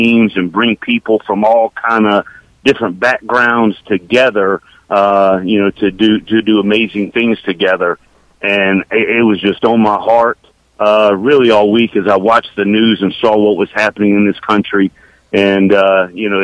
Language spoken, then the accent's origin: English; Decatur, Georgia, United States; Born and raised in Decatur, born at the Cab Memorial Hospital, which is literally 8 miles from my office at Georgia Tech